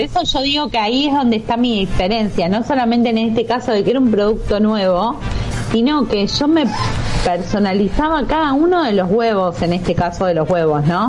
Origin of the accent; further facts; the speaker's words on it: Huile, Buenos Aires Province, Argentina; yo soy de Huile, mm. nací acá en Huile, o sea, es zona sur de provincia de Buenos Aires.